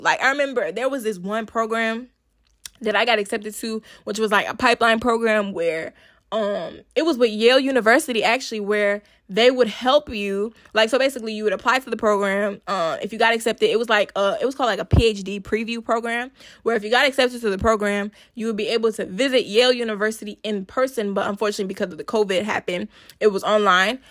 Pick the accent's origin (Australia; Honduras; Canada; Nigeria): Nigeria; I'm a Nigerian girl